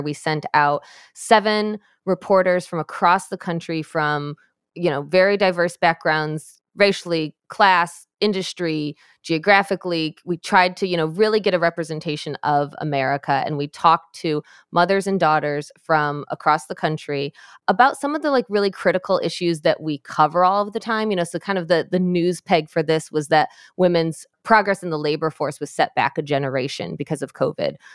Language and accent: English; Michigan, United States; in my home state of Michigan, where I am